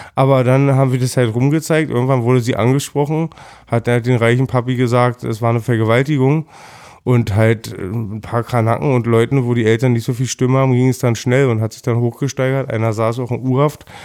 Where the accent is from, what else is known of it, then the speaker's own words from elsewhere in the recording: Berlin, Germany; also born or lived in Lankwitz, Berlin; Ich bin 1979 in Berlin geboren, im Krankenhaus in Wilmersdorf meines Erachtens, bin gebürtiger Schöneberger, das war, ich bin im alten Schöneberg aufgewachsen